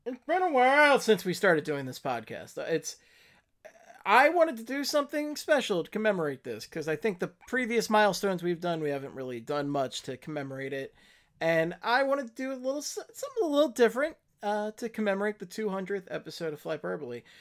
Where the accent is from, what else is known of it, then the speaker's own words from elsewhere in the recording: Philadelphia, Pennsylvania, United States; I'm from Philadelphia